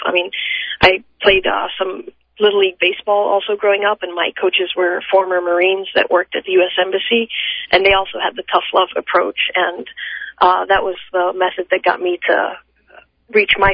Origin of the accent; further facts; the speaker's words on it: Amman, Amman Governorate, Jordan; moved away as an adult; also born or lived in Massachusetts, United States / Georgia, United States; now in United States; I was born and raised in Amman, Jordan, and came to the United States when I was 18 to go to college